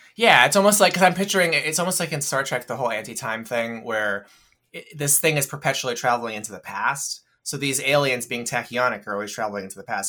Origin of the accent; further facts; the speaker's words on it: United States; I'm an American